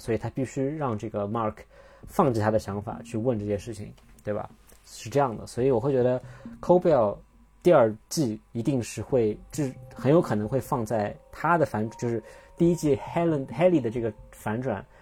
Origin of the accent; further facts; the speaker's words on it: China; 我们中国人